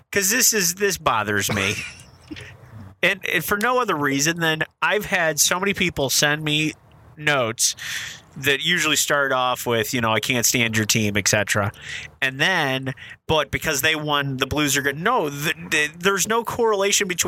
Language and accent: English; St. Louis, Missouri, United States; growing up in South City